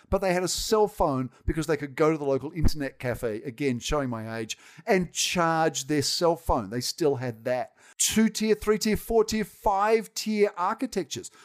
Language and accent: English; Australia; accent: Australian; moved away as an adult; now in United States; I will never not have been Australian. And you can tell from my accent, that ain't going away